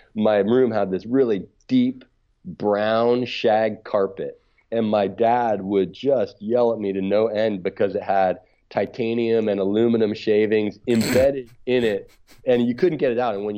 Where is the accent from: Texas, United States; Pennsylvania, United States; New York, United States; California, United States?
California, United States; Marin County; I grew up in Marin County